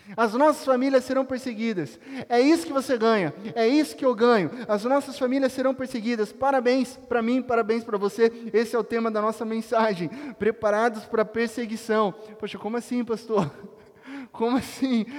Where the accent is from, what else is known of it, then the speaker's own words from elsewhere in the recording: Itapetininga, São Paulo, Brazil; a grande Itapetininga, cidade onde onde eu nasci